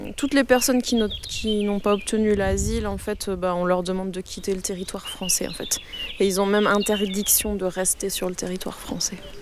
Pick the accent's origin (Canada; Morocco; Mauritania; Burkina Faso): Mauritania; moved away as an adult; now in France; je suis mauritanienne